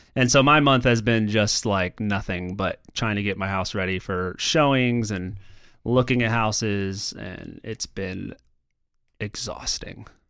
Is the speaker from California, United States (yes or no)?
no; Florida, United States; moved away; I'm going to my hometown in Florida